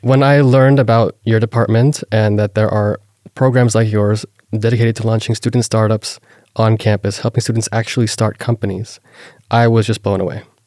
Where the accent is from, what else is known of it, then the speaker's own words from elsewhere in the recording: Las Vegas, Nevada, United States; I was born and raised in Las Vegas